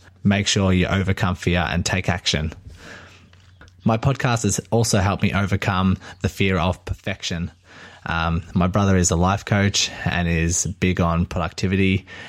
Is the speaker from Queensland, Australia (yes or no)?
no; Melbourne, Victoria, Australia; I'm from Melbourne, Australia.